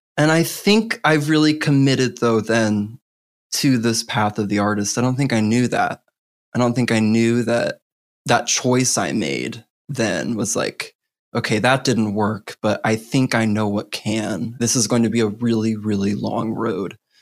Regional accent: Missouri, United States; I was born in Missouri, in the heart of the Bible Belt

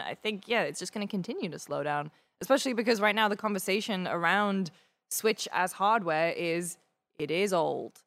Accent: United Kingdom; I'm very British

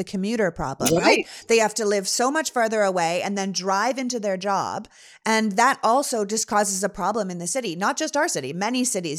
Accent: Canada; moved away; where I'm from in Canada

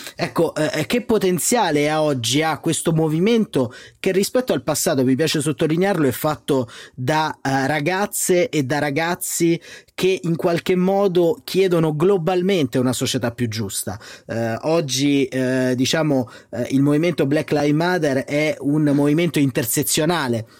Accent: Italy

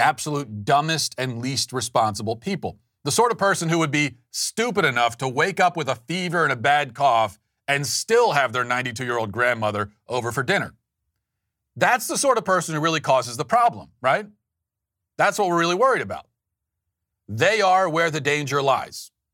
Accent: United States; I'm an American.

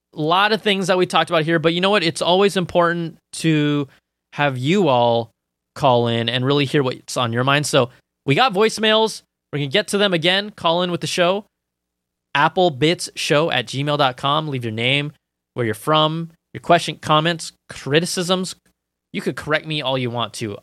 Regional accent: Cupertino, California, United States; also born or lived in Sunnyvale; I grew up in Cupertino, um, Sunnyvale, and then Cupertino

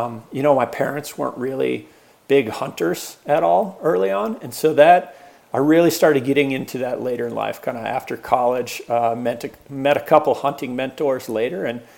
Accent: Hotchkiss, Colorado, United States; also born or lived in Boulder, Colorado; Born and raised in Colorado. I was actually born in Boulder. And then grew up on the Western Slope, tiny little farm town, Hotchkiss, Colorado, you know, known for probably coal mining and farming or ranching versus anything else. And all the way through high school there

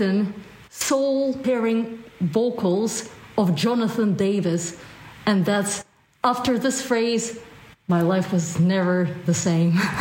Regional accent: Russia; moved away; I'm originally from Russia

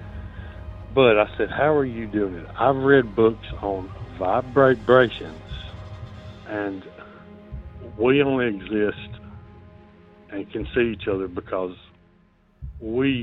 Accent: North Alabama, United States; I'm from North Alabama

